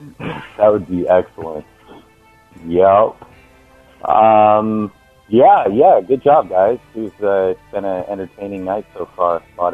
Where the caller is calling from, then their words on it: Washington, United States; I'm calling from Washington State.